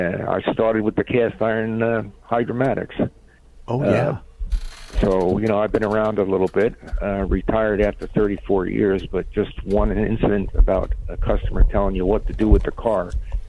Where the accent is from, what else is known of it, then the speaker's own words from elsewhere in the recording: New York, United States; moved away as an adult; I'm a transplant from New York State in 1962.